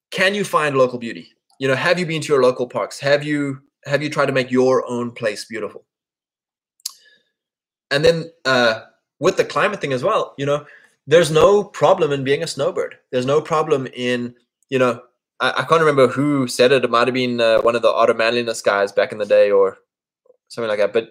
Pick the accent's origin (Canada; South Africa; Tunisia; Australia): South Africa; KwaZulu-Natal; You know, me, I grew up in the Drakensberg Mountains yes, it's beautiful